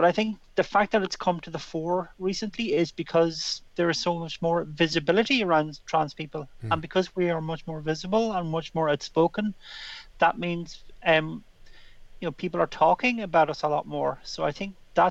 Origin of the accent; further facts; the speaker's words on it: Ireland; when I was a kid growing up in Ireland in the 70s